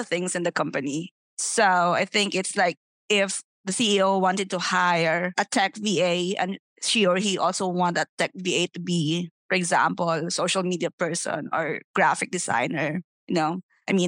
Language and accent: English; Philippines; we as Filipino VAs